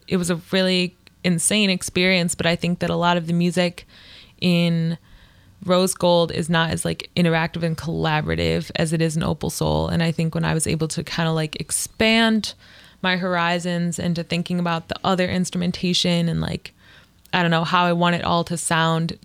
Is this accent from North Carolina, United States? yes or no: no; Livonia, Michigan, United States; also born or lived in Hamtramck; now in Ypsilanti, United States; I grew up like in Livonia